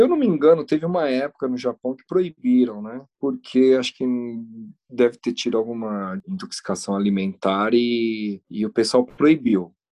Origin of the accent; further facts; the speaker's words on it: Brazil; moved away; also born or lived in Japan; na época que eu saí do Brasil